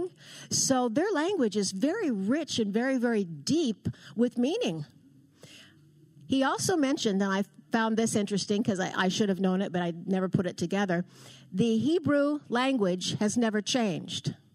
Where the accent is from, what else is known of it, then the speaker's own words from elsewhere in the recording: Portland, Oregon, United States; I was born and raised in Portland, Oregon.